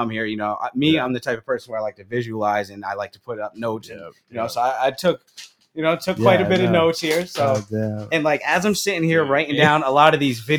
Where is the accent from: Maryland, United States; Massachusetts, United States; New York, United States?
New York, United States; I grew up in New York.